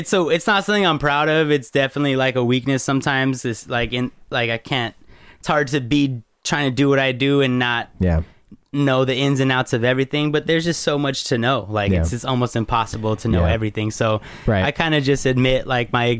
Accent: United States; growing up as an American

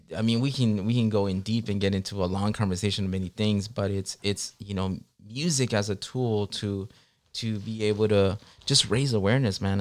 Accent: Long Beach, California, United States; moved away as an adult; also born or lived in Guerrero, Mexico / New York / San Diego; now in Los Angeles, United States; I grew up in Long Beach, so we came as immigrants to the city of Long Beach

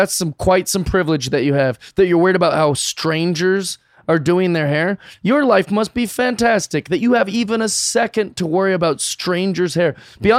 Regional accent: Seattle, Washington, United States; And then I'm wearing one, and I'm from America. I'm from Seattle.

